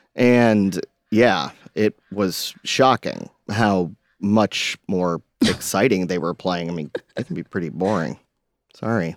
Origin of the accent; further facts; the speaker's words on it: Hilton Head Island, South Carolina, United States; I grew up on Hilton Head